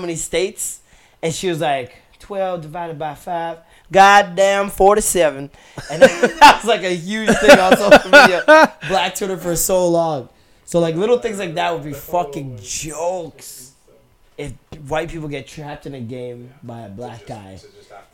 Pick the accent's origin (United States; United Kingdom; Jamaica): Jamaica; now in Toronto, Canada; as a Jamaican